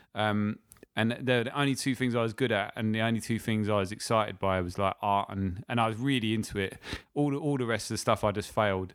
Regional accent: Lewes, South East England, United Kingdom; now in London, United Kingdom; I'm from a little town called Lewes

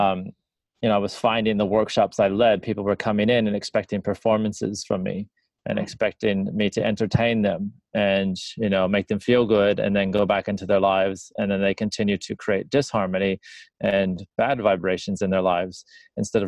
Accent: near Chicago, northern Indiana, United States; moved away as an adult; now in Australia; Originally from the States. Like, grew up near Chicago, northern Indiana

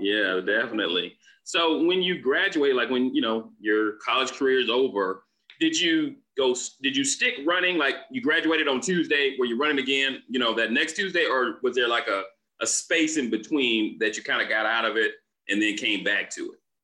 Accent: Florida, United States; moved away; I'm originally from Florida myself

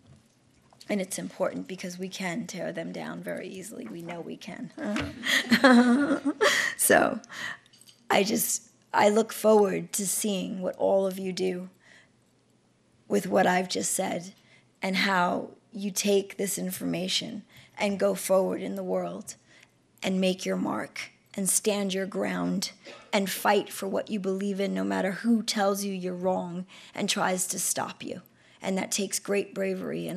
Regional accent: New York City, New York, United States; I come from the South Bronx. I come from 2 drug-addicted parents.

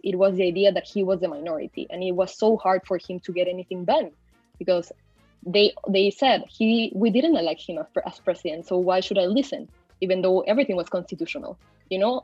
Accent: Peru; also born or lived in Mexico; I've been raised in Peru most of my life. I'm currently located here

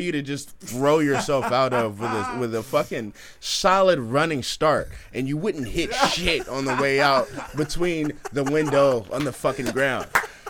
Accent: Oakland, California, United States; we're from East Oakland, so we're bold.

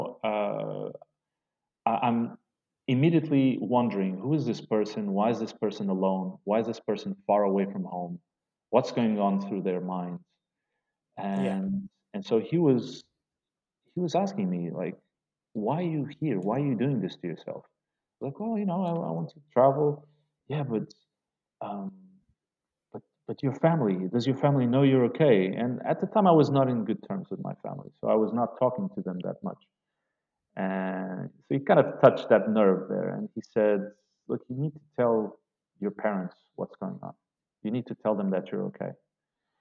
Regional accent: Portugal; moved away as an adult; now in Beirut, Lebanon; from Portugal

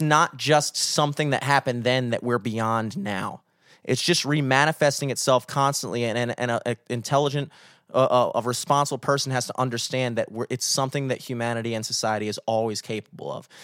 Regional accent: United States; as an American citizen

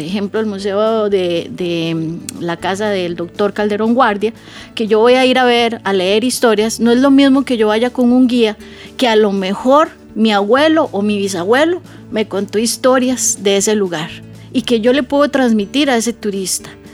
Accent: Costa Rica; Yo puedo ser de Costa Rica, eh, haber vivido aquí muchos años

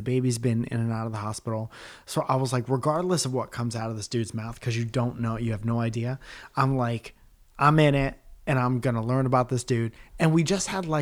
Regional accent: Northeast, United States; moved away as an adult; also born or lived in Los Angeles, California; we're from the Northeast and we moved

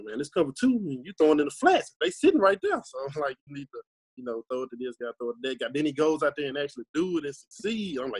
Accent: Tunica, Mississippi, United States; I'm from Tunica, Mississippi. My journey, well, I'm only 23

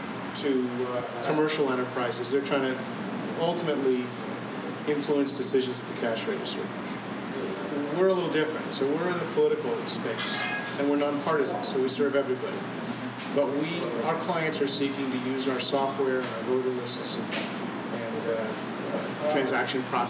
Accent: Connecticut, United States; moved away as an adult; also born or lived in Berkeley, California / Princeton, New Jersey / San Francisco; now in New York City, United States; I grew up in Connecticut

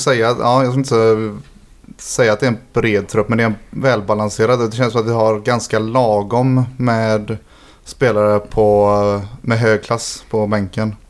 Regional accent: Gothenburg, Västra Götaland, Sweden; Som att jag är från Hisingen och har flyttat dit nu igen.

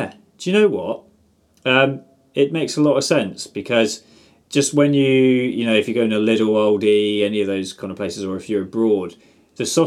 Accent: England, United Kingdom; we're English as well

